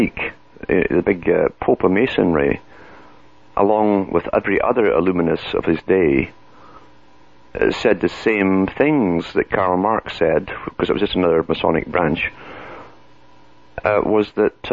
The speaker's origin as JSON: {"language": "English", "country": "United Kingdom", "moved": "yes", "lives_now": "Canada", "said": "I come from Britain"}